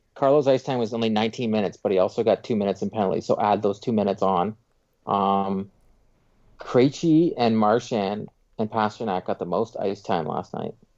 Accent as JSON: {"language": "English", "town": "Pickering", "region": "Ontario", "country": "Canada", "tie": "born or raised there", "said": "where I grew up in Pickering was terrible"}